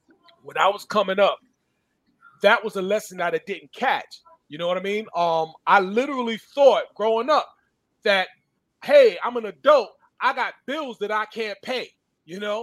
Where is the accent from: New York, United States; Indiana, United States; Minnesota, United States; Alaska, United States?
New York, United States; Freeport; my hometown of Freeport on the Nautical Mile